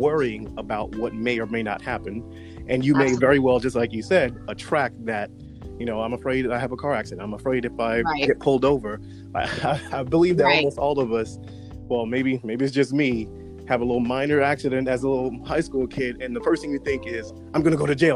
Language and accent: English; New York, United States; I grew up in New York